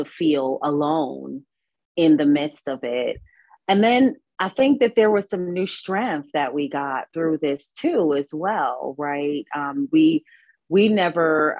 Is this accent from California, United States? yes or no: no; New York City, New York, United States; moved away as an adult; now in North Carolina, United States; I'm here in North Carolina at this time, but I'm from New York. I'm a New Yorker